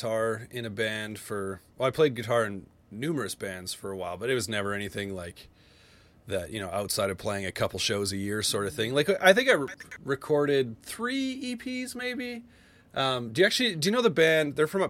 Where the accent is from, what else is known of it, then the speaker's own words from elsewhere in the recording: Alberta, Canada; Cause I grew up actually just outside Calgary, not originally from Edmonton